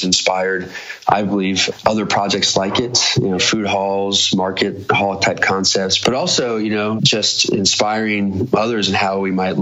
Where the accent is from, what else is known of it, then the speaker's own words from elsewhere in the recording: Des Moines, Iowa, United States; now in Denver, United States; it's my hometown